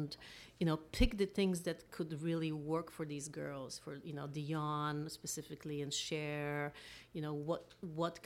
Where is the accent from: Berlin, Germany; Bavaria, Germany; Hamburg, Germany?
Berlin, Germany; now in Los Angeles, United States; I grew up in Berlin